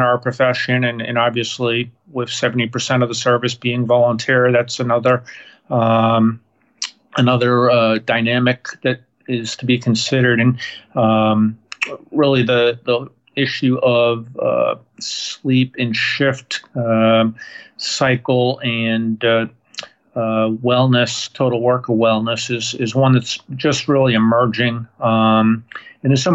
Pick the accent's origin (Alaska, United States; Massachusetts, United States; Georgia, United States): Massachusetts, United States; moved away; also born or lived in New Hampshire; So I was born in Massachusetts